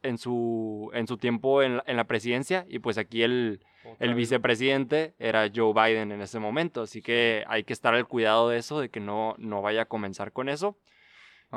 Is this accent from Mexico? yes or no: yes; Mexico; siendo mexicano